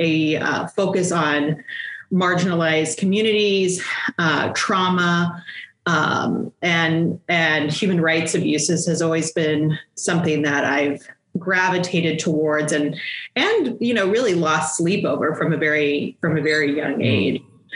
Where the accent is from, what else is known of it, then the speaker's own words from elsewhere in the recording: Colorado, United States; also born or lived in United Kingdom; Well, I was actually born in the UK. My parents were in the military, and we moved all over the place until I was about 10. And that's when we settled in Colorado. So I do consider Colorado home.